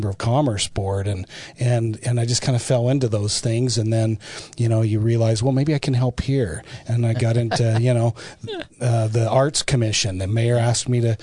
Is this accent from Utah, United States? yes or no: yes; Salt Lake City, Utah, United States; moved away as an adult; I grew up in the East Mill Creek area of Salt Lake